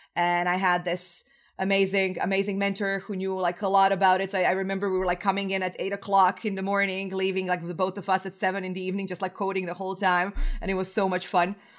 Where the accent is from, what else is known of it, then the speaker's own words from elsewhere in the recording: Zagreb, City of Zagreb, Croatia; moved away as an adult; also born or lived in Barcelona, Spain / Portugal; now in Munich, Germany; I was born and raised in Zagreb, Croatia